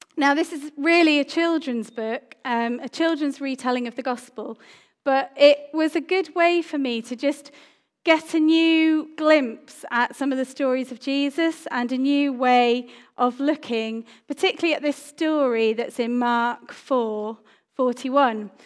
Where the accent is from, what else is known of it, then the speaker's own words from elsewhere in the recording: Cyprus; moved away; I grew up in Cyprus